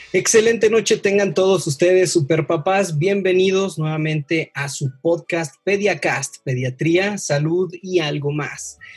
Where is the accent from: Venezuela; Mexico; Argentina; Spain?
Mexico; Veracruz; also born or lived in Chihuahua; now in Mexico City, Mexico; soy de Veracruz, eh, tengo la oportunidad de vivir en Ciudad de México, también he vivido en, Chihuahua, viví tres años